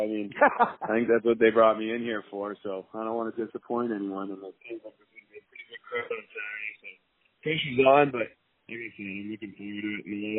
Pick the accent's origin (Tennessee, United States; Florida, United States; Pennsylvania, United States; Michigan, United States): Pennsylvania, United States; Philadelphia; So I'm, this is my hometown, and, you know, I love Philly sports and love cheering for the Eagles on Sunday.